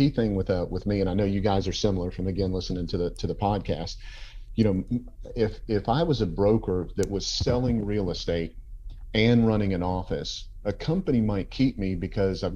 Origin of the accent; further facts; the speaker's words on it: Tampa, Florida, United States; moved away as an adult; also born or lived in Georgia; now in Tampa, United States; I was originally from Tampa.